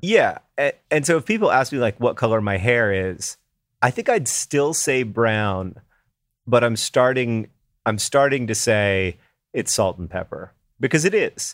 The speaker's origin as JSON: {"language": "English", "town": "Indianapolis", "region": "Indiana", "country": "United States", "said": "I'm from Indianapolis"}